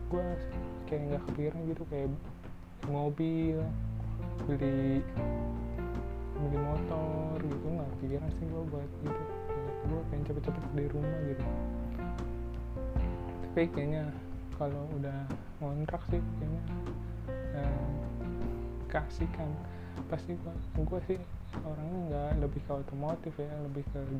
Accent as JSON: {"language": "Indonesian", "region": "Jakarta", "country": "Indonesia", "tie": "born or raised there", "said": "gue dari kecil di Jakarta Jakarta aja nih tadi mau kuliah di luar tapi nggak sampean nggak dapet kuliah di luar akhirnya di Jakarta Jakarta juga"}